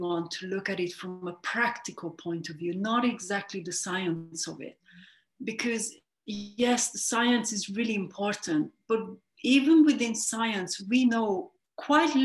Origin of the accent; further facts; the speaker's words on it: Hungary; moved away as an adult; now in London, United Kingdom; I'm originally from Hungary. I grew up in a smallish town